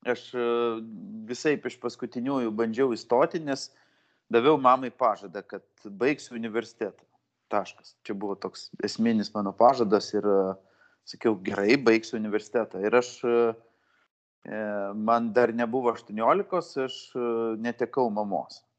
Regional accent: Vilnius, Vilnius County, Lithuania; gimiau, žaugau Vilniui, Karoliniškėse

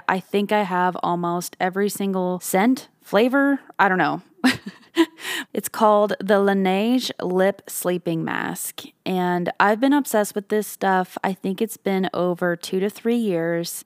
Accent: Canada; now in Nashville, United States; I come from Canada and my lips have just always been chapped growing up

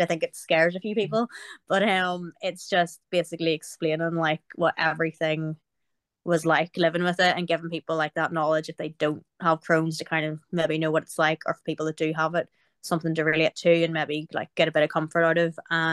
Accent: Belfast, Northern Ireland, United Kingdom; I'm from Belfast in Northern Ireland

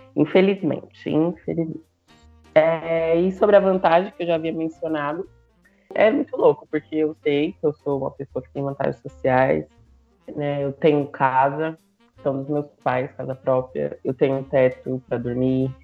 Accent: São Paulo, Brazil; eu sou de São Paulo

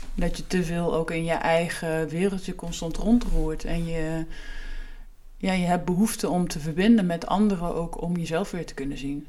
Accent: Achterhoek, Gelderland, Netherlands; moved away as an adult; also born or lived in Utrecht; terug naar waar ik vandaan kom

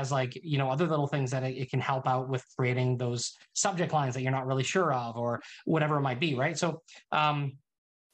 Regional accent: Canada; also born or lived in Summerland, British Columbia; I'm Canadian

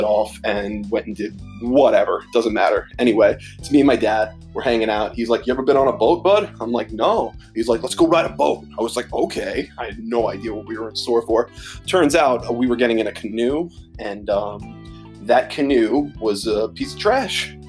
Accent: New York, United States; growing up in New York as a kid

